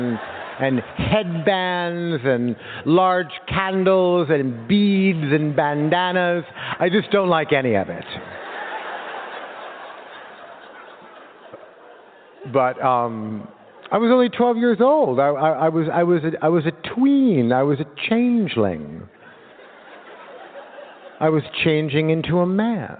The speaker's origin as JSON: {"language": "English", "town": "Los Angeles", "region": "California", "country": "United States", "tie": "born or raised there", "said": "I was born in Los Angeles in a house in a canyon"}